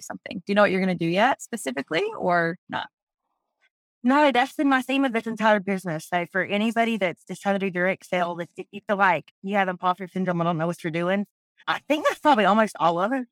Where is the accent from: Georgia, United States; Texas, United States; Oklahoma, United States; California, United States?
Georgia, United States; South; I'm from South Georgia